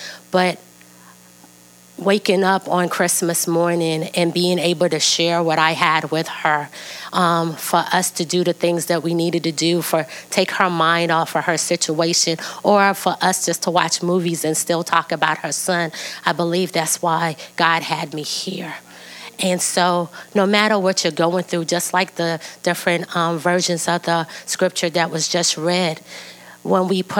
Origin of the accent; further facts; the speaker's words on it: East Coast, United States; moved away as an adult; now in Sacramento, United States; I'm from the East Coast, and that's where my family and my friends and my support system is